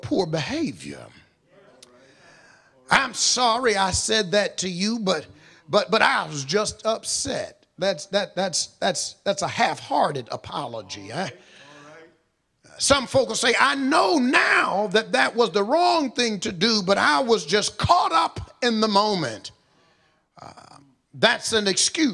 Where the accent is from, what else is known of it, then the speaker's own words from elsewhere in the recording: Monroe, Georgia, United States; I was born and raised in Walton County in Monroe, Georgia